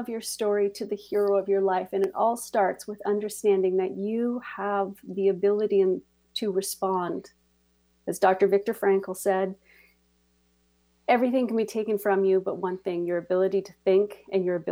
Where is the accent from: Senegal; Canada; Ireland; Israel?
Canada; I am from Canada